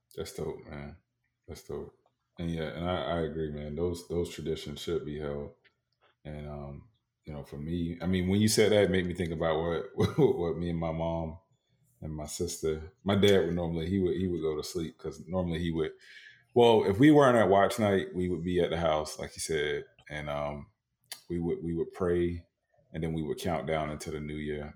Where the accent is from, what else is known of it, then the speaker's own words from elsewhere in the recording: Tampa, Florida, United States; I grew up in Tampa, Florida